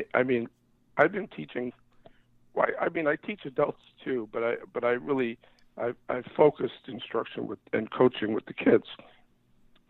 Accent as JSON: {"language": "English", "region": "New York", "country": "United States", "tie": "born or raised there", "said": "I grew up in New York, and we didn't have much money"}